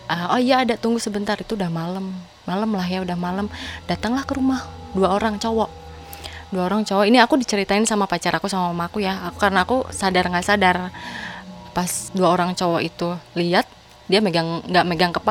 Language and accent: Indonesian; Sumedang, West Java, Indonesia; dibawa ke Sumedang karena aku kan orang Sumedang asli dibawa ke Sumedang ke leluhur